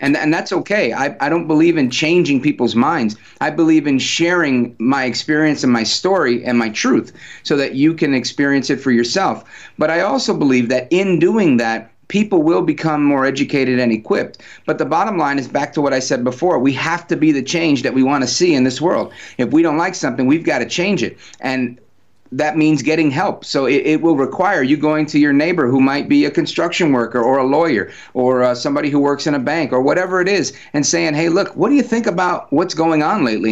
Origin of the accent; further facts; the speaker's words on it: New Jersey, United States; also born or lived in Brooklyn, New York; I'm a New Yorker, born in Brooklyn, raised in Jersey, born to Puerto Rican parents